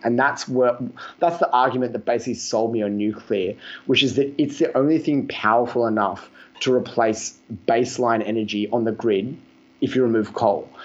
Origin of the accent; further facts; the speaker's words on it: Australia; I'm from Australia